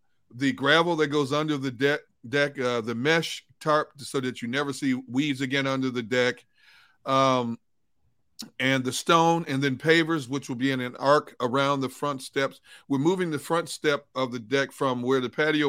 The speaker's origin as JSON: {"language": "English", "region": "Midwest", "country": "United States", "tie": "born or raised there", "moved": "yes", "lives_now": "Philadelphia, United States", "said": "growing up in the Midwest, people take a lot of pride in their grass"}